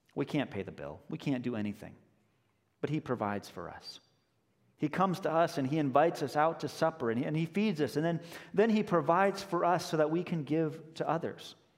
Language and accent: English; Denver, Colorado, United States; moved away as an adult; also born or lived in Chicago area; now in Chicago, United States; I grew up in Denver, but I went to college here in the Chicago area